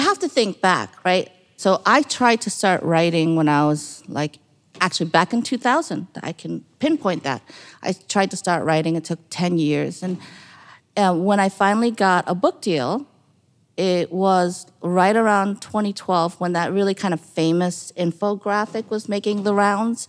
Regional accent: New York, United States; when I was growing up in New York

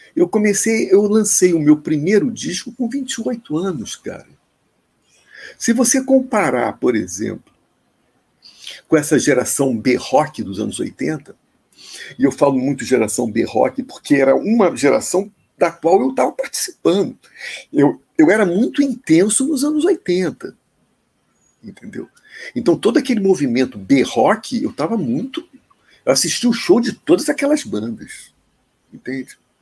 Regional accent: Rio de Janeiro, Brazil; Eu sou carioca

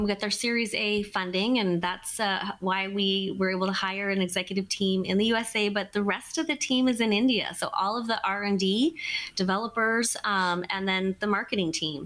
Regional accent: British Columbia, Canada; moved away as an adult; also born or lived in Alberta; now in Seattle, United States; I'm Canadian, and I grew up in British Columbia, then spent a couple years in Alberta, and then I moved here to Seattle, Washington

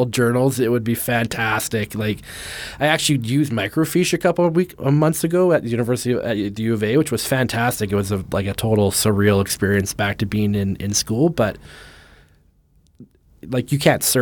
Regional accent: Canada; as a Canadian

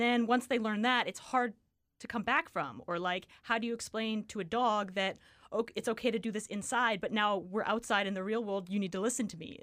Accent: Richmond, British Columbia, Canada; moved away as an adult; now in Kamloops, Canada; I grew up in Richmond.

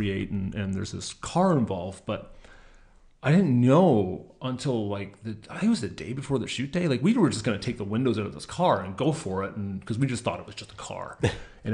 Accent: Mitchell, Ontario, Canada; I grew up in Mitchell, Ontario

